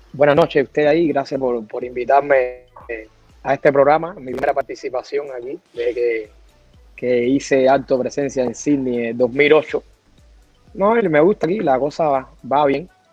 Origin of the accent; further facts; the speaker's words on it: Artemisa, Cuba; moved away as an adult; also born or lived in Sweden; now in Australia; Yo soy de Artemisa, que antiguamente era un municipio que pertenecía a la provincia de La Habana.